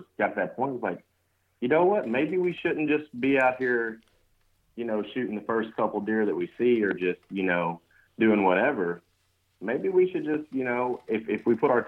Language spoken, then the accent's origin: English; Kentucky, United States; I grew up in Kentucky